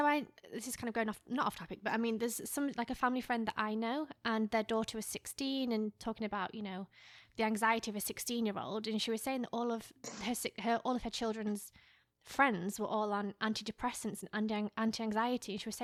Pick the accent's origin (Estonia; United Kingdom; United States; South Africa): United Kingdom; England; Okay, I get confused with the grades because I'm from England. It's different.